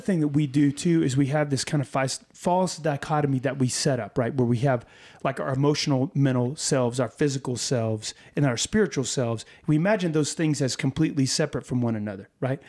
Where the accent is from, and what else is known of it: Texas, United States